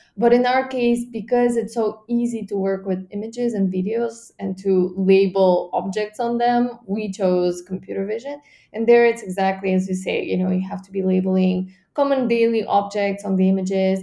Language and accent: English; Bulgaria; my home country, Bulgaria